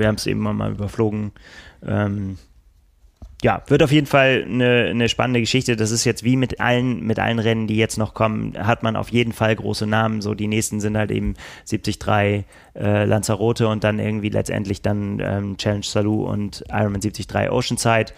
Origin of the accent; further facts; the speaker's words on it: Northern Germany, Germany; wir als Norddeutsche